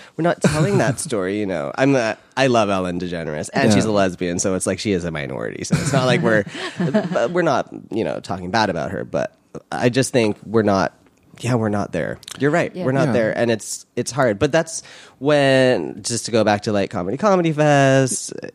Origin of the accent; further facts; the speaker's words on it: Canada; I'm Canadian, but born in North America